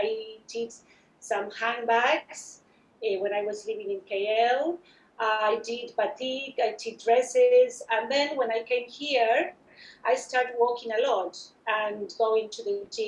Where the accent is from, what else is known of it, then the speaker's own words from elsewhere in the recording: Argentina; moved away as an adult; also born or lived in United States / Brisbane; I'm originally from Argentina. I studied fine arts there